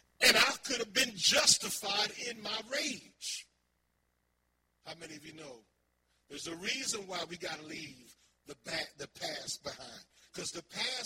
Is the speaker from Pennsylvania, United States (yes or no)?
yes; Philadelphia, Pennsylvania, United States; I was raised in North Philly, Huntington Park, you know, Erie Avenue